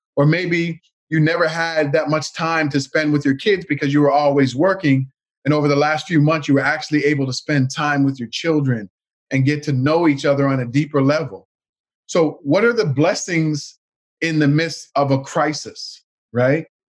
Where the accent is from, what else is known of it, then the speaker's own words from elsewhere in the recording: Canada; My grandparents immigrated from Jamaica to Canada back in the 1960s. And, um, you know, we grew up here in Canada.